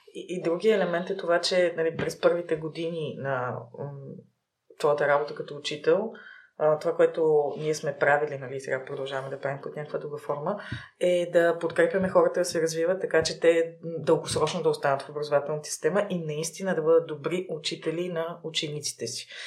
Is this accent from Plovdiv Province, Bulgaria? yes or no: yes; Plovdiv, Plovdiv Province, Bulgaria; also born or lived in Sofia; роден съм в София, но съм израснала в Пловдив и а, в Пловдив от първи до 12 клас съм учила